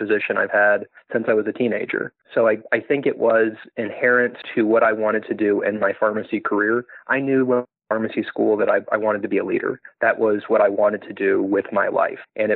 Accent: Farmville, Virginia, United States; moved away as an adult; also born or lived in Richmond, Virginia / California / Washington, D.C.; now in Memphis, United States; So I grew up in Farmville, Virginia

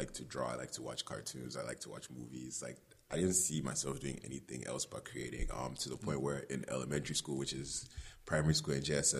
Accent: Ghana; because of the way I grew up in Ghana, I couldn't think of me trying to be a filmmaker.

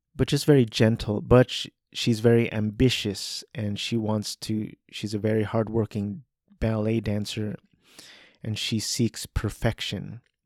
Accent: United States; I'm an American male, Asian American male.

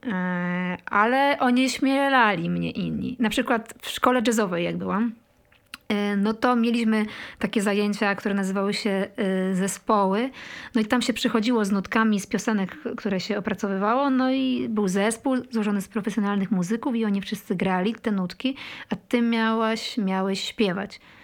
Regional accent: Poland; moved away as an adult; also born or lived in Kraków; pochodzisz z takiej małej miejscowości i wiesz, dorastasz w latach 90. miejscowości, której jest tam 700 mieszkańców

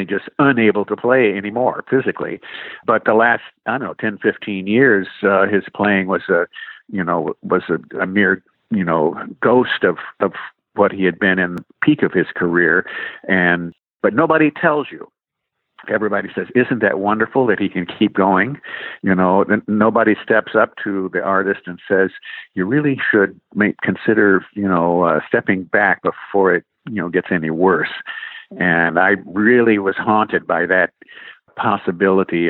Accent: Indiana, United States; we moved about a year and a half later to another part of Indiana, my home state

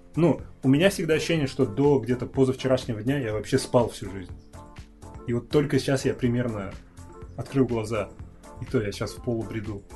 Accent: Kazakhstan; Я из Казахстана

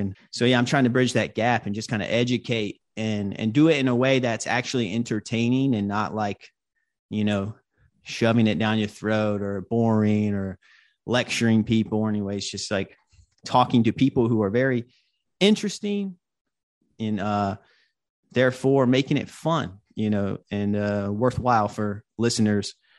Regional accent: Hope Mills, North Carolina, United States; now in Brooklyn, United States; I live in Brooklyn, New York, but I grew up in North Carolina. I grew up in Hope Mills, North Carolina.

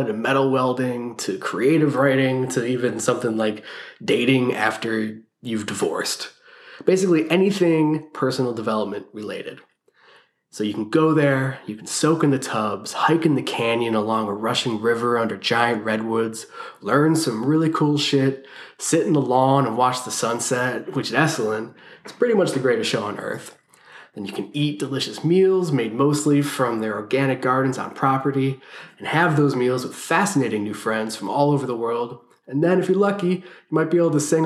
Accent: Cleveland, Ohio, United States; moved away as an adult; also born or lived in San Francisco; I moved from Cleveland, Ohio, where I was born and raised, out to San Francisco

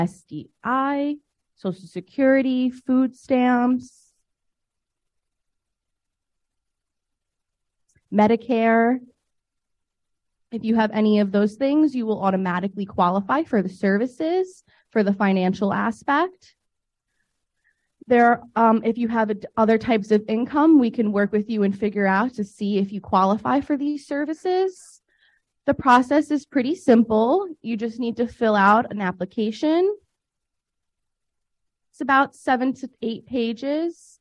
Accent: New York, United States; I'm from New York, but I work for ICC in New York and Kentucky.

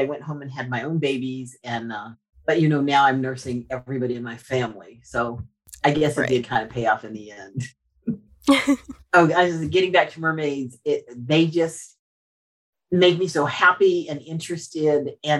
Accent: Morocco; now in Charleston, United States; I was born in Morocco.

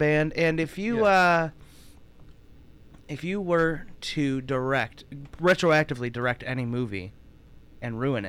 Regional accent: Detroit, Michigan, United States; I'm from Detroit.

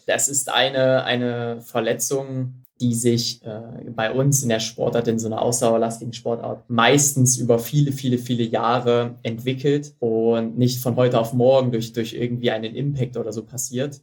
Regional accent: Mühlhausen, Thuringia, Germany; in Mühlhausen, in meiner, in meiner Geburtsstadt und Heimatstadt.

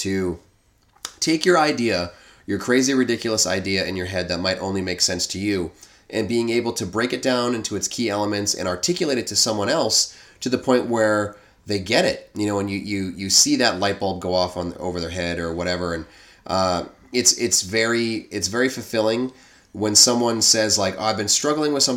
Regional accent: New England, United States; accent: New England

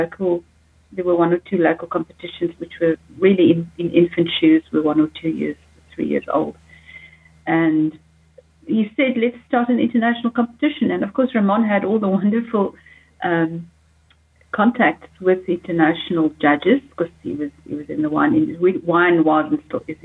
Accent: Namibia; also born or lived in Johannesburg, South Africa; now in South Africa; I come from Namibia

